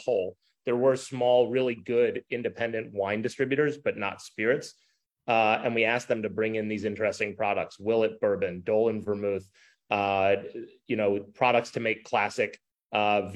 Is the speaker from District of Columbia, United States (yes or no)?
no; just outside of Bethesda, Maryland, United States; I grew up just outside of Bethesda.